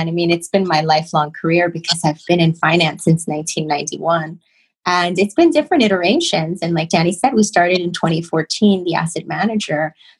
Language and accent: English; Chicago, Illinois, United States; moved away as an adult; now in New York, United States; I came to New York from Chicago and I needed a job.